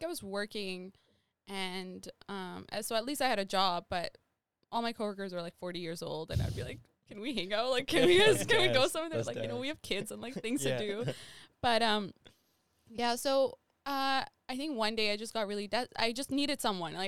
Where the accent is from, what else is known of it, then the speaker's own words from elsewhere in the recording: Saskatchewan, Canada; now in Winnipeg, Canada; I grew up in Sask